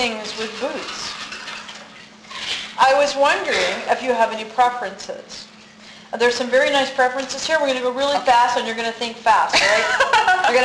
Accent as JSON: {"language": "English", "region": "the South", "country": "United States", "said": "I'm from the South."}